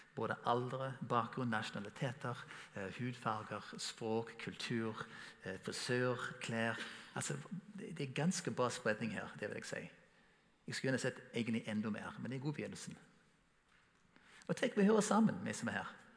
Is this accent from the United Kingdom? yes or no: no; United States; Norwegian is a second language; now in Norway; Som amerikaner som kommer til Norge